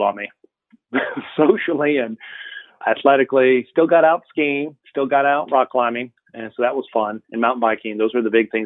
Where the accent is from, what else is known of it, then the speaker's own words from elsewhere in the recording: Atlanta, Georgia, United States; now in Dallas, United States; I grew up in Atlanta, Georgia, just outside of Atlanta